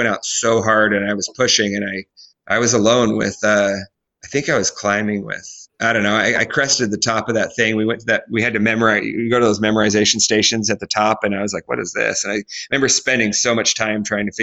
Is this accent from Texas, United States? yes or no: no; Alaska, United States; where are you from again? And I'm like, Alaska